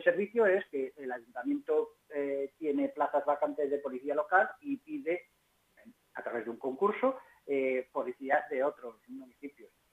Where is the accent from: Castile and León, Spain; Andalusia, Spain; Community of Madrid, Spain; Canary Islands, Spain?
Community of Madrid, Spain; Pinto; como pinteño y como madrileño